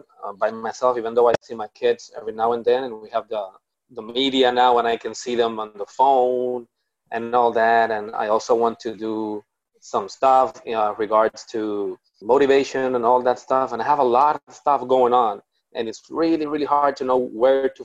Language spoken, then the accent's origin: English; Puerto Rico; I'm from Puerto Rico